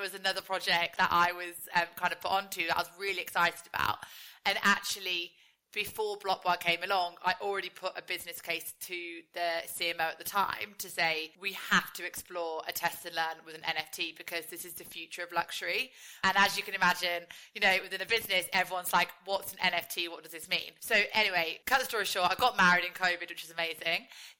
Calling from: East of England, United Kingdom; I'm dialing in from Hertfordshire.

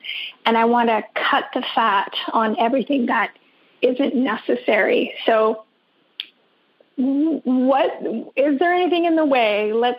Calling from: British Columbia, Canada; I'm calling from Vancouver Island in Canada.

